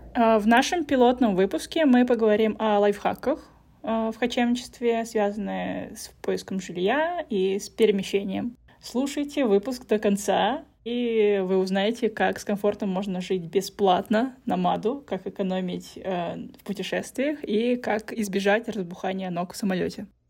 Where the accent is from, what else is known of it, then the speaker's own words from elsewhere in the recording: Russia; also born or lived in Saint Petersburg; я из России